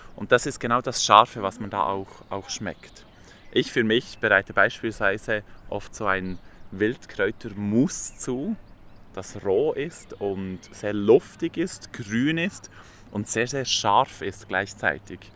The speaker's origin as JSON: {"language": "German", "area": "Emme valley, below Burgdorf", "region": "Bern", "country": "Switzerland", "tie": "born or raised there", "said": "Und ich bin auch an der Emme aufgewachsen, etwas weiter unten als Burgdorf"}